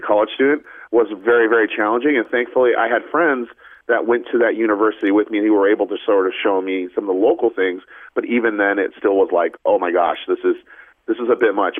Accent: Portland, Oregon, United States; moved away as an adult; also born or lived in Hong Kong; now in New York City, United States; I grew up out on the West Coast in Portland, Oregon, but I have been in New York City for the last almost dozen years or so

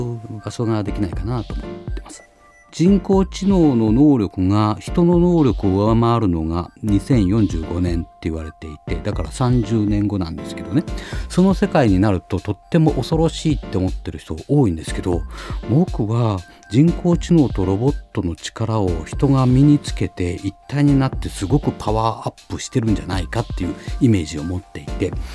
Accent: Kyoto, Japan; 僕あの京都の出身なんですけど

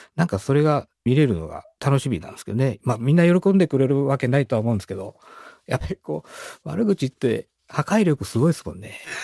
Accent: Kitakyushu, Fukuoka, Japan; moved away; 僕、北九州出身なんですけど

